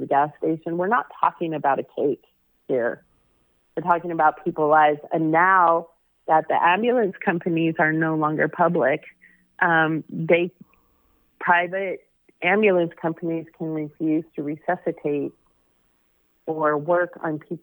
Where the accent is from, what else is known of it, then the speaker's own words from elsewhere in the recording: Boise, Idaho, United States; moved away as an adult; also born or lived in California; I grew up in Boise, Idaho